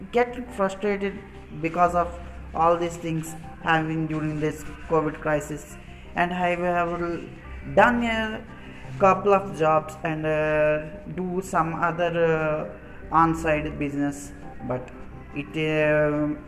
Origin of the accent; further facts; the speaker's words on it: India; I am from India.